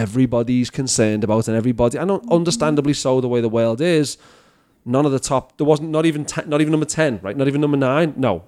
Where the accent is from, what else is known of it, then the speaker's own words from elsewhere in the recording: Liverpool, North West England, United Kingdom; now in Canada; I'm from Liverpool.